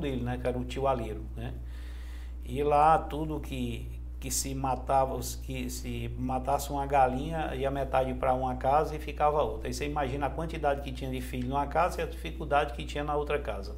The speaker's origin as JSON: {"language": "Portuguese", "town": "Jaguaretama", "region": "Ceará", "country": "Brazil", "tie": "born or raised there", "moved": "yes", "lives_now": "Fortaleza, Brazil", "said": "eu sou na cidade de Jaguaretama, fica a 230 quilômetros de, de Fortaleza. É, nasci num, num, num distritozinho lá que chama Angico"}